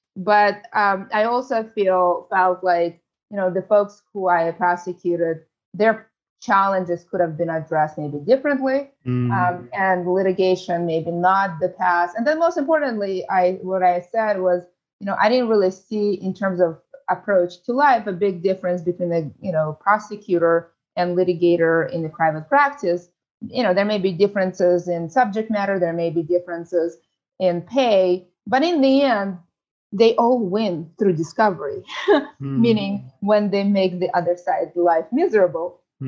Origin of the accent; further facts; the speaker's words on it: San Francisco, California, United States; I grew up in San Francisco. I know the city very well